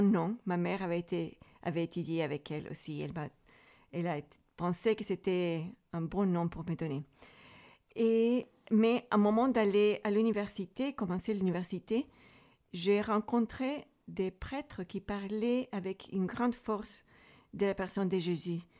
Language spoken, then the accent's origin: French; Santiago, Santiago Metropolitan Region, Chile; French is a second language; moved away as an adult; now in Switzerland; je viens du Chili, à l'origine de la ville de Santiago